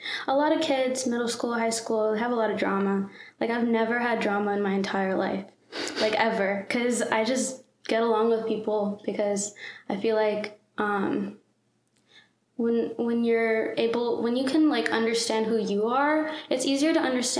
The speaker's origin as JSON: {"language": "English", "town": "Atlanta", "region": "Georgia", "country": "United States", "tie": "born or raised there", "said": "I grew up in Atlanta, Georgia. I've lived here my whole life. In Forsyth County."}